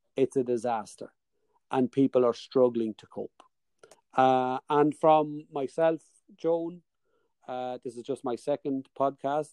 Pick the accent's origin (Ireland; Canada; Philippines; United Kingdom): Ireland; Dundalk, Leinster; accent: Dundalk; my Dundalk accent